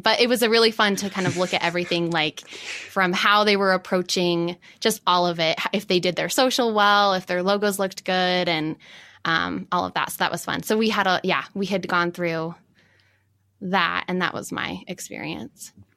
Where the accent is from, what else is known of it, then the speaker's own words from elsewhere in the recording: Farmington, Utah, United States; also born or lived in New York; I grew up in Farmington and now I'm in Salt Lake